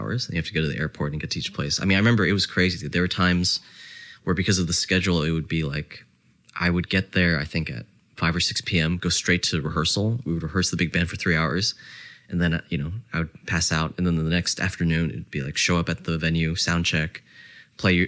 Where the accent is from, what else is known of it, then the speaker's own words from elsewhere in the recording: New Jersey, United States; also born or lived in Canada; I grew up in New Jersey